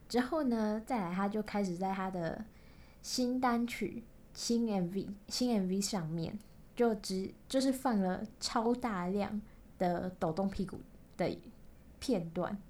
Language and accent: Chinese; Kaohsiung, Taiwan; accent: Kaohsiung accent; 我是高雄人，那我讲话一定就有一个高雄腔